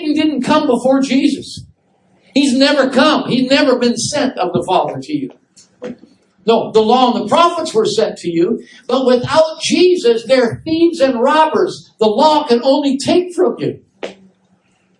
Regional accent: Wisconsin, United States; moved away; my hometown, I told you, in Wisconsin

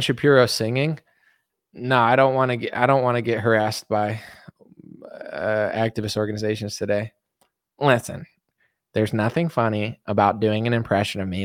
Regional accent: United States; I'm just American

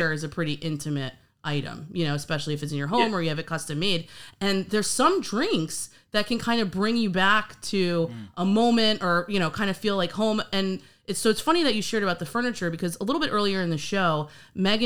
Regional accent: New York, United States; I'm actually from New York as well.

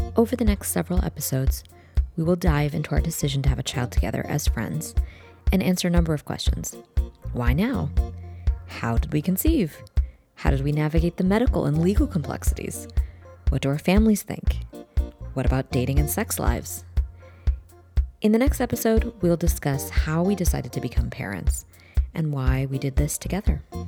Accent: United States; I was born in the United States

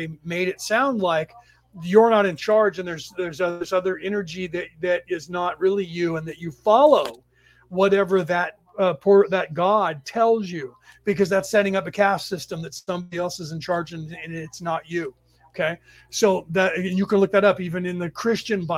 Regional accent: San Francisco Bay Area, California, United States; I was born in the San Francisco Bay Area in California, and I lived here most of my life.

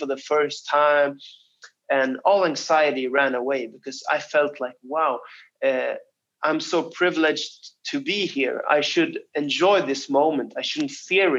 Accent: Stockholm, Stockholm County, Sweden; my hometown of Stockholm

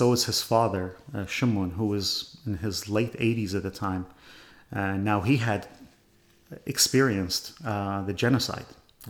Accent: Iraq; also born or lived in Canada / Chicago; now in Bay Area, United States; I come from Iraq.

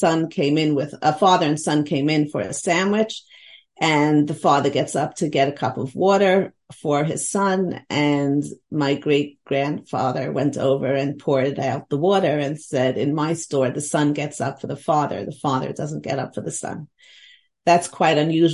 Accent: New York City, New York, United States; born or raised there; also born or lived in Lakewood, New Jersey

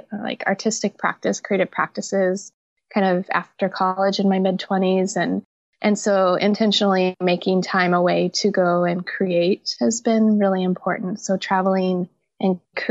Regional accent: Central Washington, United States; I grew up in Central Washington

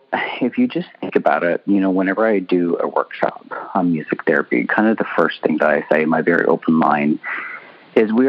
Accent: Canada; now in California, United States; I'm Canadian as well, I moved here from Canada

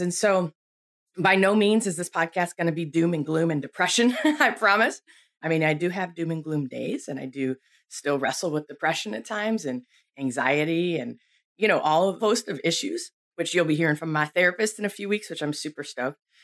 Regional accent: Buffalo, New York, United States; I grew up in Buffalo, New York

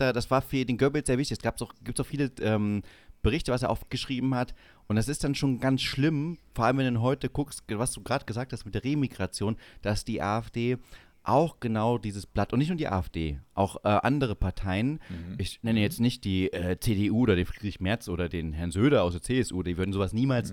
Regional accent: Saxony-Anhalt, Germany; moved away; also born or lived in Bavaria; jetzt in Sachsen-Anhalt, wo ich aufgewachsen bin

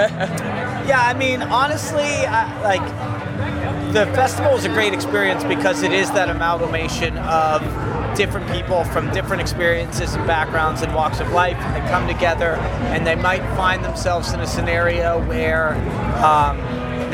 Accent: Pittsburgh, Pennsylvania, United States; I'm from Pittsburgh.

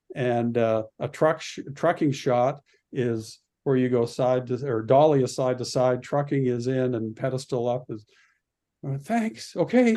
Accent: Red Deer, Alberta, Canada; moved away as an adult; also born or lived in Utah; growing up in Canada, I, I found that I had a wonderful, um, education at, uh, Lindsay Thurber Comprehensive High School in Red Deer

